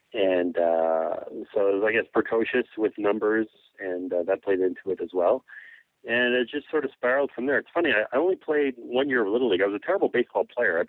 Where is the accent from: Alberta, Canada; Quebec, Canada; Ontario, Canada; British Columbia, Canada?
Quebec, Canada; Montreal; I grew up in Montreal